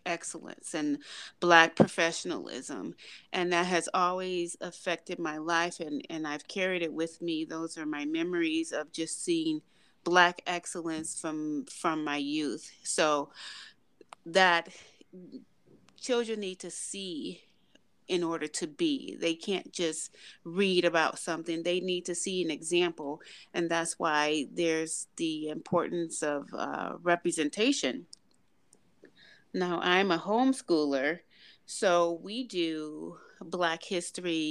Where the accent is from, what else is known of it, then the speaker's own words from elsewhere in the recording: Detroit, Michigan, United States; moved away as an adult; I grew up in Detroit, Michigan